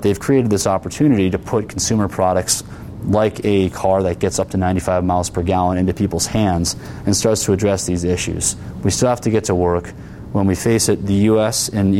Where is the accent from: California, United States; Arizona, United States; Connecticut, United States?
Connecticut, United States; Where I grew up in Connecticut, the Naugatuck River, which ran in a community next to mine